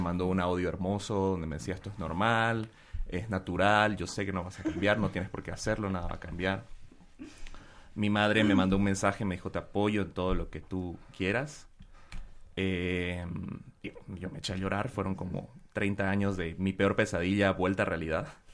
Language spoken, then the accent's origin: Spanish; Bolivia; moved away; me fui de Bolivia